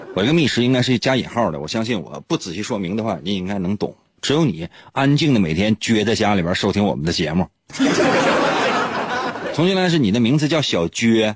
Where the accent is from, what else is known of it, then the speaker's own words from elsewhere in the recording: Shenyang, Liaoning, China; 就是在我们东北，或者说是在沈阳